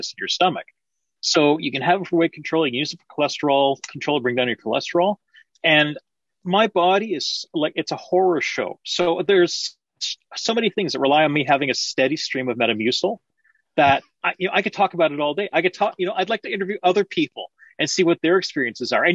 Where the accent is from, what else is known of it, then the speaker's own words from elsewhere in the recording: Canada; it's a beautiful country. I love my country